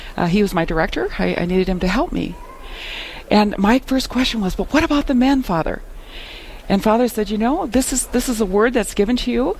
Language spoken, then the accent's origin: English; Midwest, United States; I was raised in the Midwest in a sleepy little town, rural town